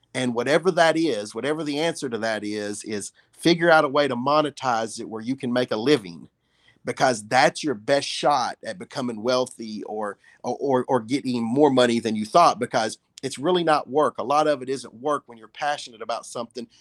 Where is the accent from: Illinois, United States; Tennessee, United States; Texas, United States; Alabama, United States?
Tennessee, United States; Huntingdon; moved away; I was selling cards when I was twelve years old at the flea market there in Huntingdon